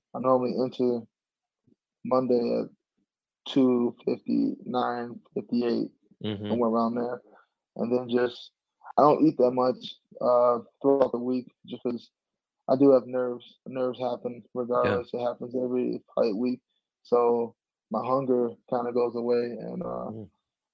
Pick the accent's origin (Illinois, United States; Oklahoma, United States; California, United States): Illinois, United States; Chicago; moved away as an adult; now in Denver, United States; I'm originally from Chicago